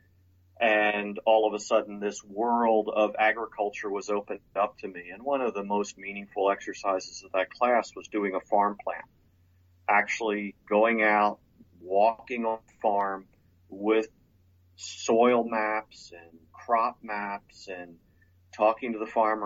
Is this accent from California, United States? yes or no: no; Lower Bucks County, Pennsylvania, United States; I was born and raised outside Philadelphia, Pennsylvania, in a part of the country, Lower Bucks County, Pennsylvania.